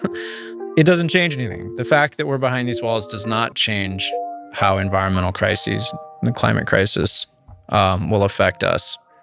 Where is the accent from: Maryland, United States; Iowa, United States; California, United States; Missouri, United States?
California, United States; Marin County, Northern; I grew up in the redwoods. I grew up here in Northern California